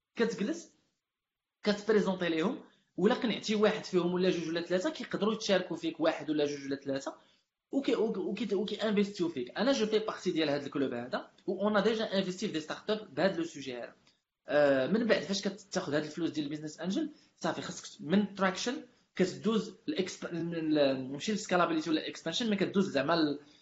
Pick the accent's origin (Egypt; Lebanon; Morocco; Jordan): Morocco; moved away as an adult; now in Dubai, United Arab Emirates; احنا كاملين عز علينا المغرب